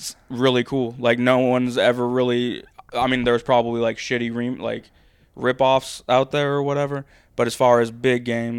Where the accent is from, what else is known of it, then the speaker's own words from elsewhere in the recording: United States; I have Stone Cold, and I'm American, born and raised, and there is no one bigger than Stone Cold.